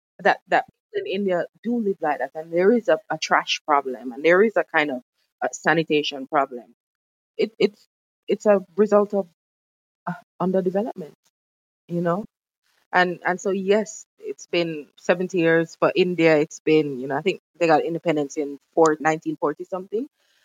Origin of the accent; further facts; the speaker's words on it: United Kingdom; the great British Empire is known for and as British people we love and enjoy.